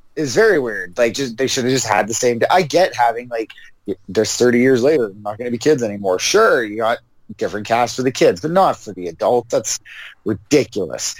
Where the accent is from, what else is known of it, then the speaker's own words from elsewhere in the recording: Canada; so sick of being Canadian